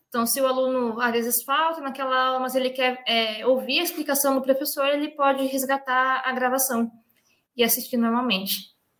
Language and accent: Portuguese; Brazil; sou do Brasil